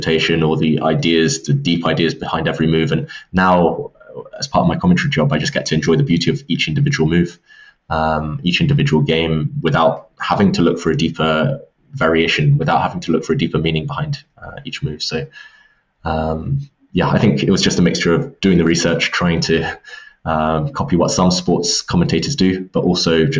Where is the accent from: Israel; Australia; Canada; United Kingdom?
United Kingdom; England; I'm from England